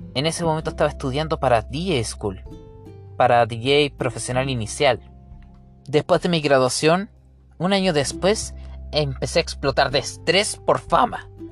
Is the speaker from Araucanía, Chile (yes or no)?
no; Coquimbo, Chile; Nací acá en Coquimbo, el 5 de julio de 1995, en Chile